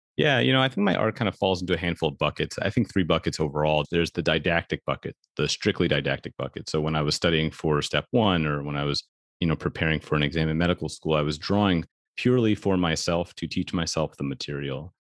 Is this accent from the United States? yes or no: yes; New York City, New York, United States; I grew up in New York City